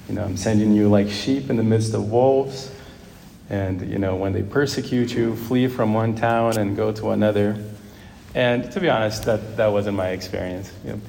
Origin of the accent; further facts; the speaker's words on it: Brazil; also born or lived in Ohio, United States; Growing up in Brazil and then in Ohio, I found a lot of security in friends.